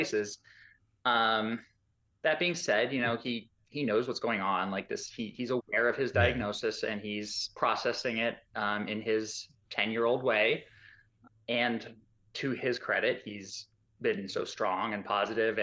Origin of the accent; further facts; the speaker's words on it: Arizona, United States; We're from Arizona, so we're desert Southwest people